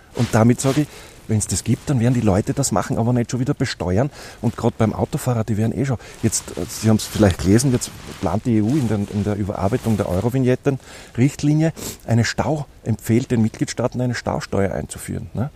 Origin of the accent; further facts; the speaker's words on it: Austria; als Österreicher